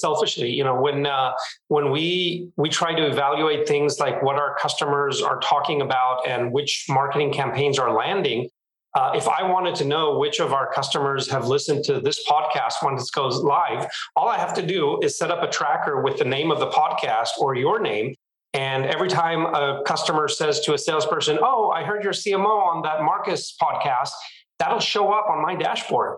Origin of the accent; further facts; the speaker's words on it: Israel; moved away as an adult; now in San Francisco Bay Area, United States; I was born and raised in Israel, and I have been living in the San Francisco Bay Area for the last 4 years